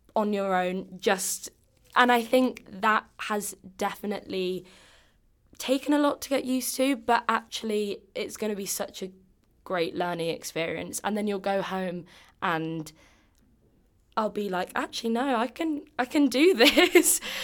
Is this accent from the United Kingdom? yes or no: yes; England, United Kingdom; accent: English; moved away as an adult; now in Boston, United States; I have an English accent